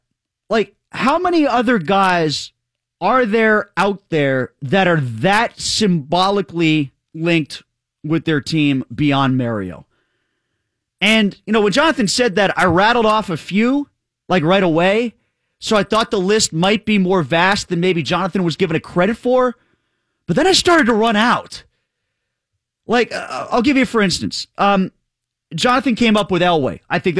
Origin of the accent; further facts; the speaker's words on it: near Long Island, New York, United States; now in Pittsburgh, United States; I grew up near Long Island in the 80s as a Penguin fan